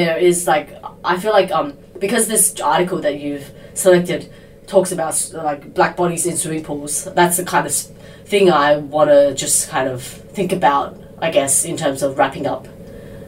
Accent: Sydney, New South Wales, Australia; I grew up in Sydney

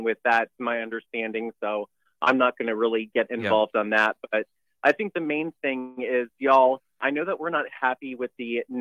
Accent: Neptune Beach, Florida, United States; I'm from Jacksonville. Neptune yeah. Beach is my hometown

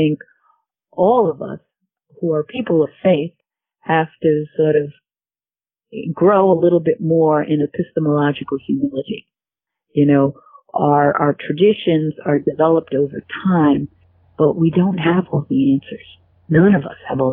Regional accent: United States; I am an American

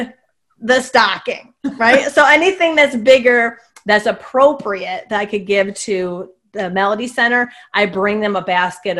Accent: Northville, New York, United States; I grew up in Northville on the Sacandaga Lake

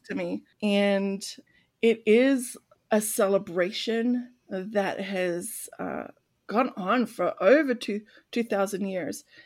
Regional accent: Australia; growing up in Australia

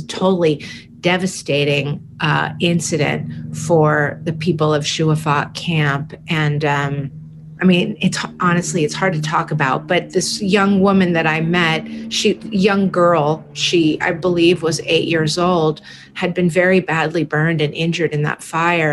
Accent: San Francisco, California, United States; growing up in San Francisco in the Haight Ashbury

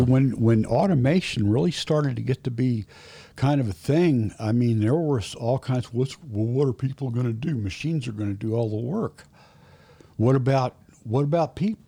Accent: Indianapolis, Indiana, United States; I was born in Indianapolis, near, very near East Side. When I was about nine or ten, maybe, we moved out to the northwest side

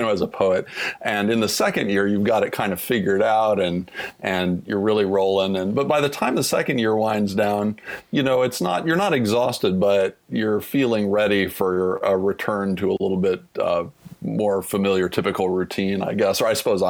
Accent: Topeka, Kansas, United States; moved away as an adult; Washburn is, you know, three blocks from the house I grew up in.

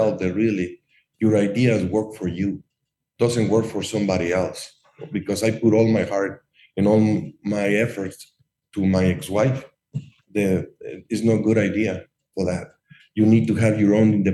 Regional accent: Mexico; moved away as an adult; also born or lived in Ohio; now in Chicago, United States; I'm American and Mexican citizens.

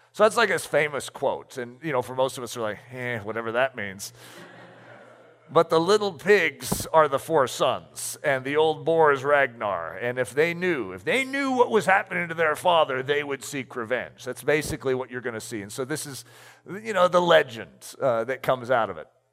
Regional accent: United States; I'm American

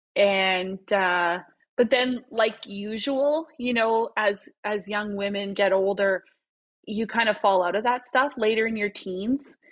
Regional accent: Saskatoon, Saskatchewan, Canada; moved away as an adult; also born or lived in Regina / Prince Albert; now in Edmonton, Canada; I'm originally from Saskatchewan. I was born and raised in Saskatoon

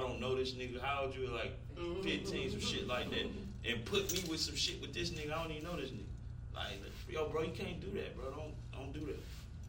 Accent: Atlanta, Georgia, United States; Yeah, I ain't from East Atlanta. I'm from the East Side.

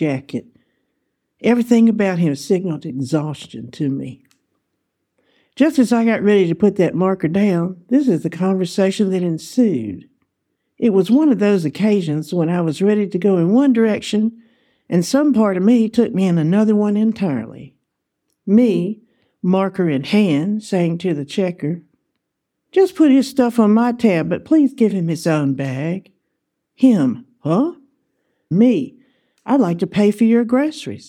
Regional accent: Alabama, United States; I answered Alabama.

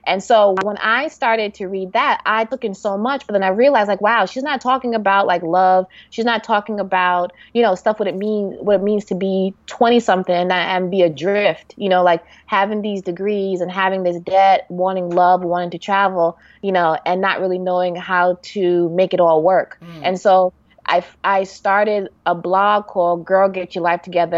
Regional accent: New York City, New York, United States; I'm from New York

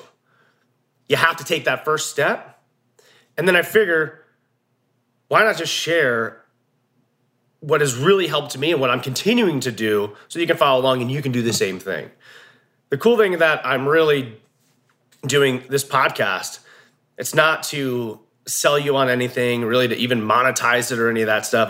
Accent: New Jersey, United States; moved away as an adult; now in Montana, United States; I'm from Jersey originally

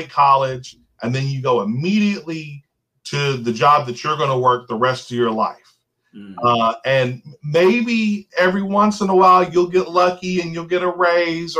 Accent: New Albany, Indiana, United States; I was born and raised here in New Albany

